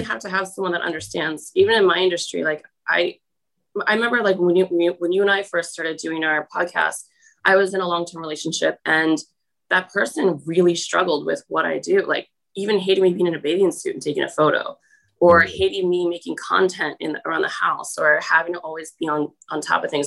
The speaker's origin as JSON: {"language": "English", "region": "New Jersey", "country": "United States", "also_born_or_lived": "St. Louis, Missouri", "said": "I'm from New Jersey"}